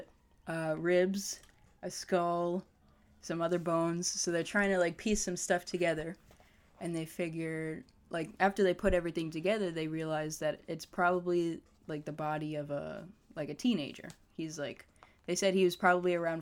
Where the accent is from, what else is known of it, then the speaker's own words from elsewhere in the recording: Malverne, New York, United States; I'm from Malvern, New York